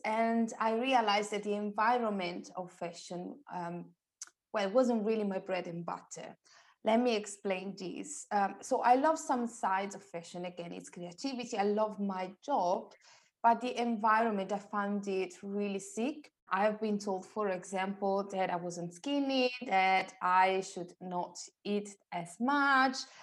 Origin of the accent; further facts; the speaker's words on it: Italy; moved away as an adult; now in London, United Kingdom; I'm originally from Italy, and I used to live in Italy until five and a half years ago